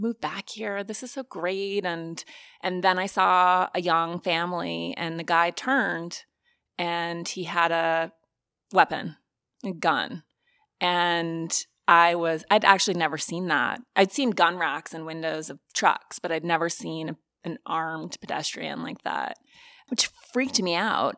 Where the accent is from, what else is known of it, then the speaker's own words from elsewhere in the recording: Montana, United States; moved away; I'm from Montana